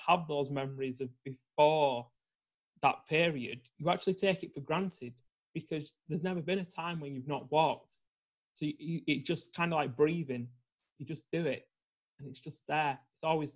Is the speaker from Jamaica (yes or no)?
no; Preston, North West England, United Kingdom; I'm from Preston in the north of the UK